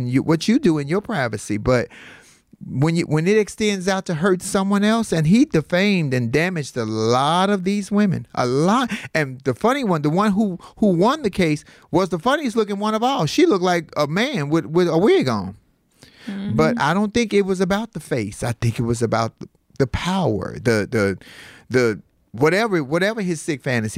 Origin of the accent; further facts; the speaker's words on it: Chicago, Illinois, United States; I'm from Chicago